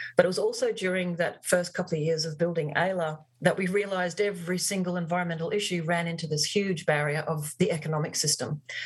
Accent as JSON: {"language": "English", "town": "Barcaldine", "region": "Queensland", "country": "Australia", "tie": "born or raised there", "also_born_or_lived": "Longreach, Queensland", "said": "I spent my formative years as a teenager growing up in Barcaldine"}